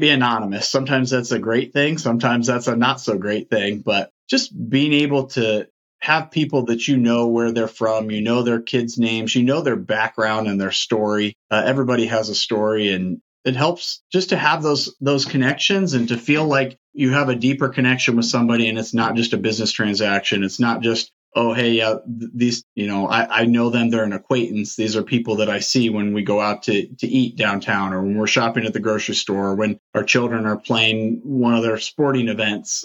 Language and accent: English; Ashland, Ohio, United States; also born or lived in Columbus, Ohio; come back to my hometown and be a part of the community, uh, really find real community in, in Ashland